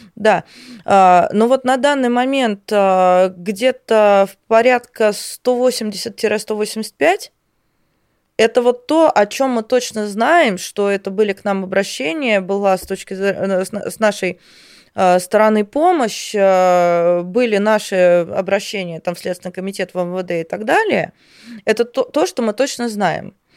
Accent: Voronezh, Voronezh Oblast, Russia; я сама из Воронежа

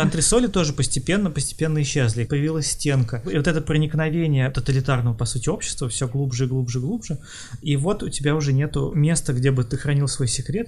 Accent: Kharkiv, Kharkiv Oblast, Ukraine; я из Харькова

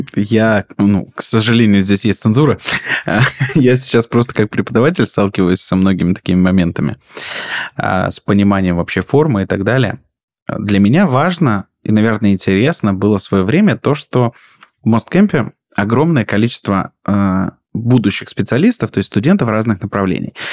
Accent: Rostov Oblast, Russia; moved away as an adult; also born or lived in Krasnodar; я приехал, такая звездочка из Ростовской области

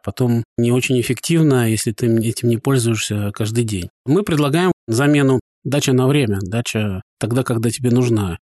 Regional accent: Saint Petersburg, Russia; moved away as an adult; also born or lived in Vyborg area, Leningrad Oblast; now in Vyborg, Russia; мы родились, выросли в Петербурге, не собирались никуда переезжать. И вот так получилось, что теперь мы живем под Выборгом

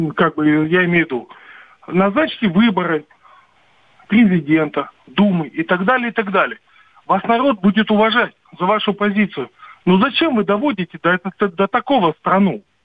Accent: Western Siberia, Russia; now in Moscow Oblast, Russia; Вот в Московской области нахожусь. Сам я из Западной Сибири

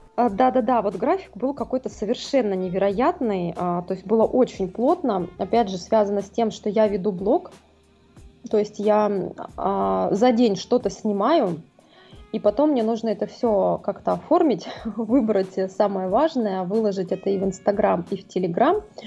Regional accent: Saint Petersburg, Russia; я из Питера.

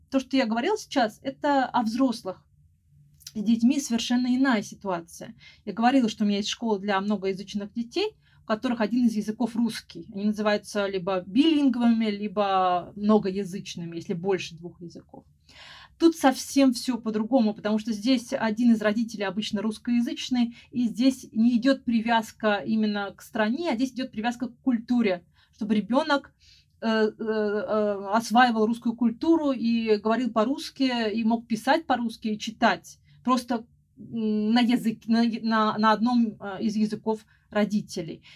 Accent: Moscow, Russia; also born or lived in Spain; потом вернулась обратно в Москву, Э, я из Москвы

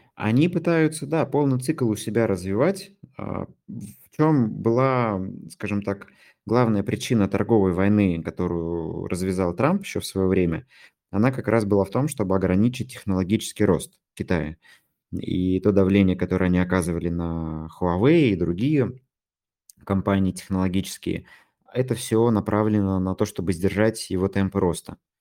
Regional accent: Tomsk, Tomsk Oblast, Russia; Вот не из Москвы, я из Томска

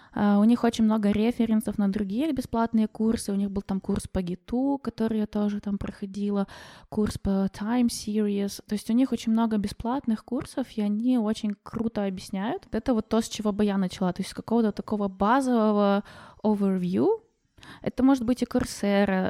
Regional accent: Ukraine; moved away as an adult; now in Germany; вернуться в Украину, как бы это мой родной, э, дом

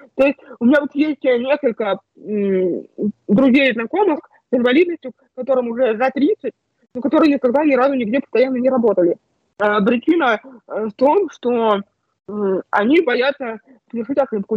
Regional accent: Bogoroditsk, Tula Oblast, Russia; moved away as an adult; also born or lived in Moscow; уехала домой к себе в родной город, в Богородицк, в маленький город а, Тульской области

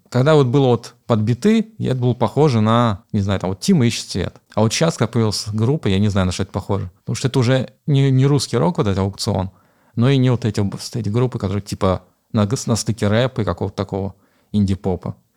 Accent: Kazan, Tatarstan, Russia; хоть я здесь не родился, но это, в принципе, мой родной город. Я здесь вырос, провел почти большую часть своей жизни.

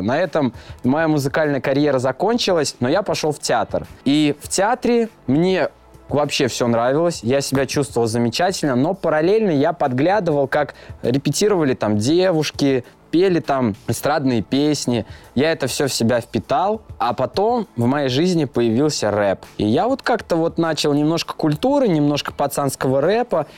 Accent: Gai, Orenburg Oblast, Russia; moved away as an adult; now in Saint Petersburg, Russia; Приехал я из Оренбургской области, из города Гая

